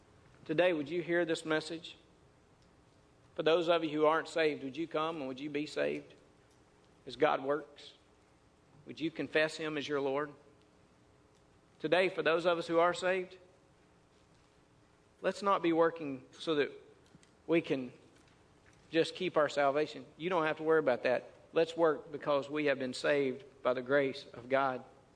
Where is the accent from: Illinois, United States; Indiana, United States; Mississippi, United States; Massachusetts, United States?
Mississippi, United States; I grew up in North Mississippi. We had trees everywhere.